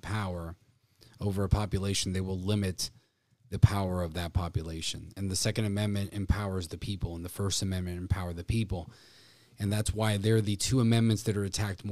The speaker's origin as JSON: {"language": "English", "region": "South Florida", "country": "United States", "tie": "born or raised there", "said": "growing up in South Florida"}